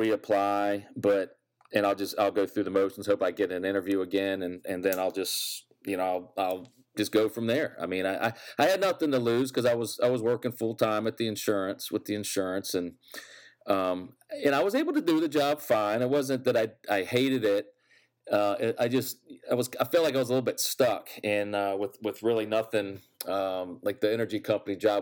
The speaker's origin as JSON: {"language": "English", "region": "Virginia", "country": "United States", "tie": "born or raised there", "said": "growing up in Virginia for the most part"}